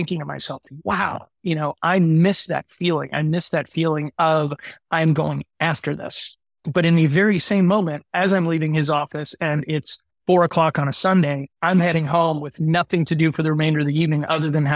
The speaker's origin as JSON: {"language": "English", "region": "Midwest", "country": "United States", "tie": "born or raised there", "said": "I grew up in the Midwest"}